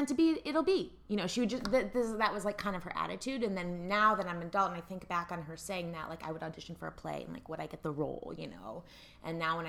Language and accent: English; Evanston, Illinois, United States; now in New York City, United States; I grew up in Evanston, Illinois